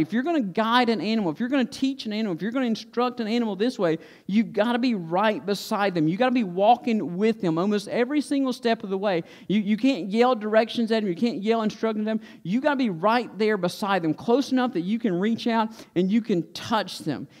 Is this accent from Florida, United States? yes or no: no; Stokes County, North Carolina, United States; when I was a kid, I was like most other kids growing up in Stokes County